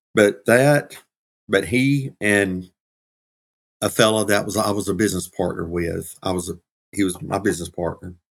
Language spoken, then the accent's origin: English; Georgia, United States; Uh, I was actually raised in Georgia